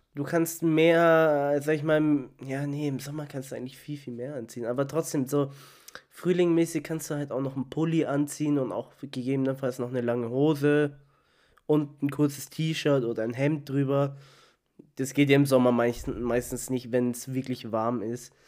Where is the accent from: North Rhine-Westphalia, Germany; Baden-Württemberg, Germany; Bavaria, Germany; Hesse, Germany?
Bavaria, Germany; Munich; aus München